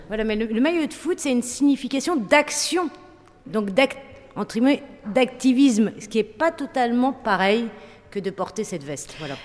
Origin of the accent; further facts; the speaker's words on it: Roubaix, Hauts-de-France, France; also born or lived in Tourcoing; moi, avec mes copains, on vient de Roubaix, Tourcoing, donc de classe populaire